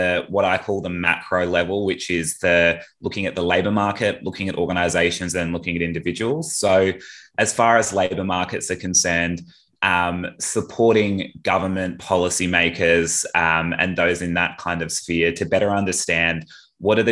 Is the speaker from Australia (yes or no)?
yes; Perth, Western Australia, Australia; moved away; I'm originally from Perth, so did all my high school and initial university education over there